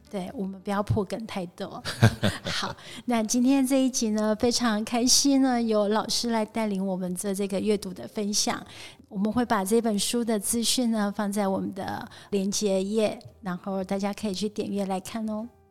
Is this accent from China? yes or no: no; Taiwan; 我生长在台湾，我是台湾人